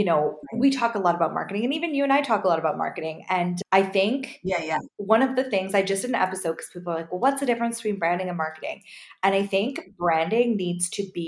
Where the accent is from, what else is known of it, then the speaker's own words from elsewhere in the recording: Canada; I'm so Canadian over here